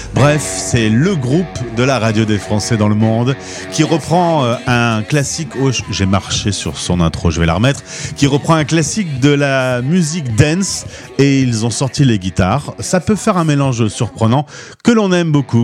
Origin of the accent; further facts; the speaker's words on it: France; nous, les Français, à New York